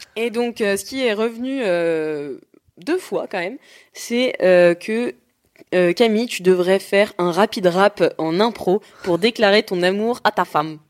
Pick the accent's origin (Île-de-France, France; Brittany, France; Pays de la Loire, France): Pays de la Loire, France; Nantes; moved away; Je suis rentrée chez moi à Nantes